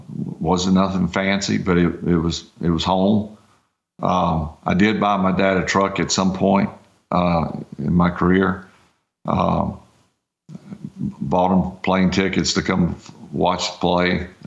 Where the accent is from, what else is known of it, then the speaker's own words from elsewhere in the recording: Mississippi, United States; The local team would have been the Saints. I grew up 50 miles from the Superdome.